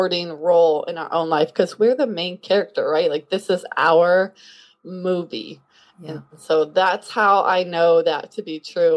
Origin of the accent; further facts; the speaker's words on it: Kansas City, Kansas, United States; I am from Kansas City, Kansas, which is right in the middle of the United States. I grew up on a farm